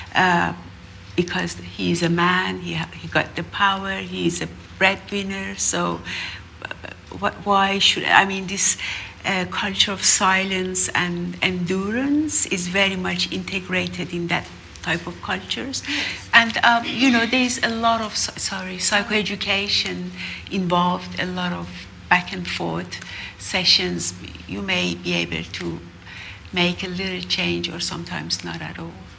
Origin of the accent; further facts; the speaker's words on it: Iran; moved away; I'm from Iran too